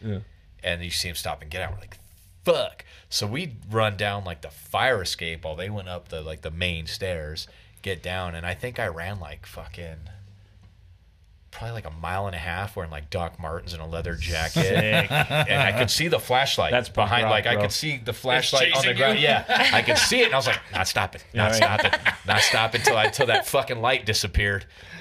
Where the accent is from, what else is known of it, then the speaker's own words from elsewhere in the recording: United States; now in Japan; I'm an American military in Japan, though.